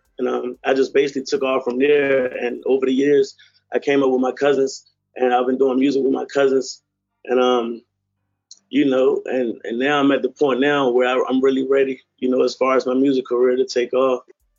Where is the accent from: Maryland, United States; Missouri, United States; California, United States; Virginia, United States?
Virginia, United States; I've been in Virginia, you know, I'm from Virginia. Been out of Virginia majority of my life.